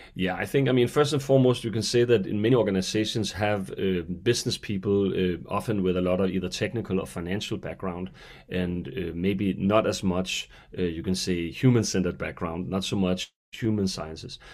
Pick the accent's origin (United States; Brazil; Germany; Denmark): Denmark; I hail from Denmark